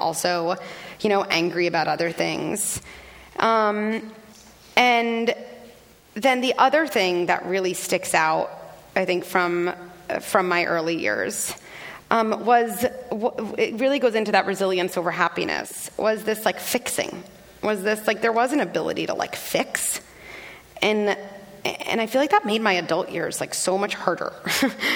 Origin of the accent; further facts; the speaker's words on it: Scarsdale, New York, United States; I grew up in Scarsdale, New York, a very privileged, relatively homogeneous